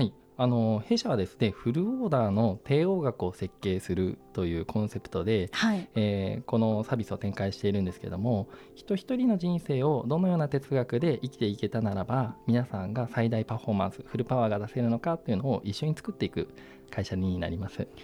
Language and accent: Japanese; Kanagawa, Japan; 私はですね神奈川で生まれたんですけども家の前に父の経営するプラスチック加工の工場がありまして、えー、えー、その工場で毎日遊んでいましたので